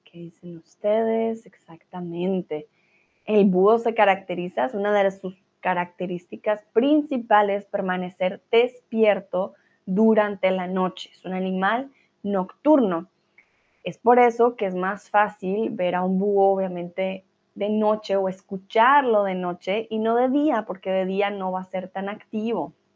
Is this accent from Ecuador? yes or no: no; Colombia; now in Germany; Soy de Colombia, pero vivo en Alemania.